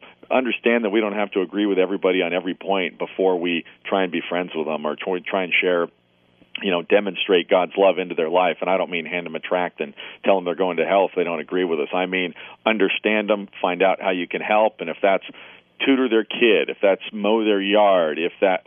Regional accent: Portland, Oregon, United States; my hometown of, you know, Portland, Oregon here

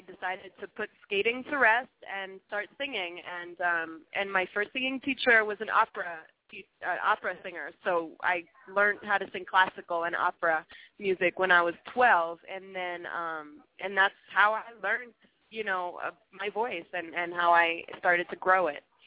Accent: Montreal, Quebec, Canada; moved away as an adult; I'm from Montreal, as you mentioned originally

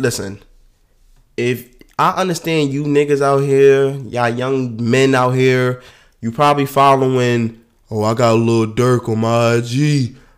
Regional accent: New York, United States; New York. So, in my hometown

